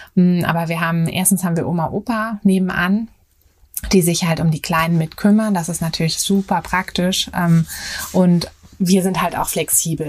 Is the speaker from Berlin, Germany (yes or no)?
yes; Berlin, Germany; moved away as an adult; ich bin äh, in Berlin geboren und auch aufgewachsen.